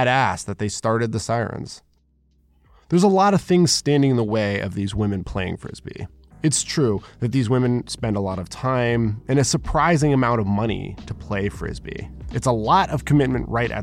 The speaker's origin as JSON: {"language": "English", "country": "United States", "moved": "yes", "lives_now": "Shanghai, China", "said": "as an American male"}